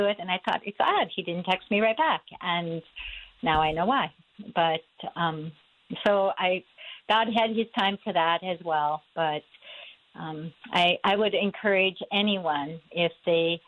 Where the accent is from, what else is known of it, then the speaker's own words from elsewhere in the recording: Minnetonka, Minnesota, United States; I grew up in the Twin Cities area. I was a graduate of Minnetonka High School.